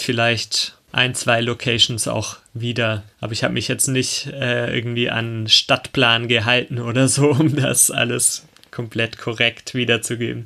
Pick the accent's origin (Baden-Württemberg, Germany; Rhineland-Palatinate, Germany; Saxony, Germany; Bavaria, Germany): Baden-Württemberg, Germany; Arnach; ich komme aus Arnach, ein 2000-Leute-Dorf in Baden-Württemberg